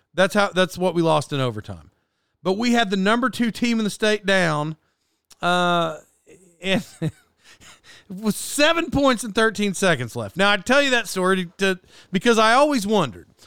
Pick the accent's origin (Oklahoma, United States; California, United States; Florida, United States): Oklahoma, United States; Locust Grove; I grew up in Locust Grove, Oklahoma